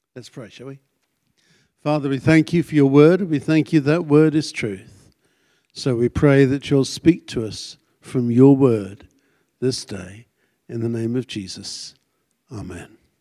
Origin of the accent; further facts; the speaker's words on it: United Kingdom; moved away as an adult; also born or lived in Connecticut; being British, I don't have an accent